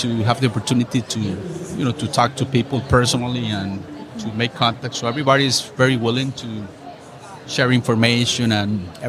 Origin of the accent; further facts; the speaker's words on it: Costa Rica; I'm from Costa Rica.